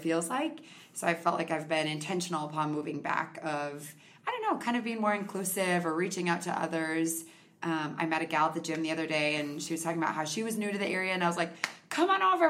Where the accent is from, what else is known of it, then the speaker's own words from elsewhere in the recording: Victoria, Minnesota, United States; also born or lived in South Dakota / Chaska, Minnesota / St. Peter, Minnesota / St. Paul, Minnesota; I actually grew up in a smaller town called Victoria.